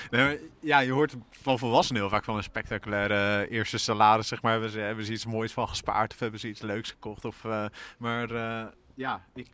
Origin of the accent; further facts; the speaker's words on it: Assen, Drenthe, Netherlands; moved away as an adult; now in Utrecht, Netherlands; de roeiclub uit Assen, waar ik vandaan kom